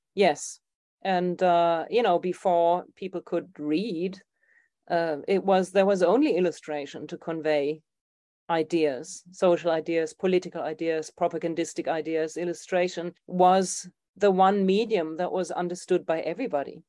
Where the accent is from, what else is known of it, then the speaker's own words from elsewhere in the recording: Germany; moved away; my hometown in Germany